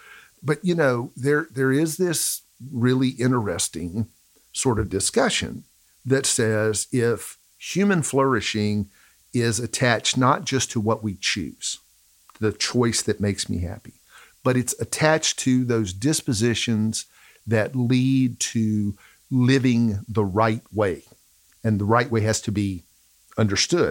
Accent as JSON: {"language": "English", "region": "the South", "country": "United States", "said": "we're from the South. Unfortunately, we're from the South. I grew up around people for whom happiness was attached to the almighty dollar"}